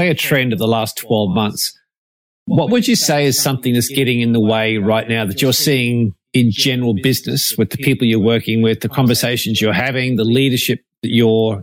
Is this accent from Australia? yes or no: yes; Queensland, Australia; I'm a Queenslander